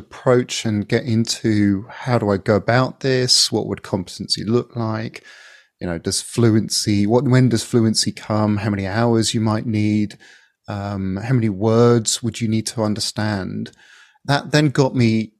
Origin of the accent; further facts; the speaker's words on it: England, United Kingdom; as an Englishman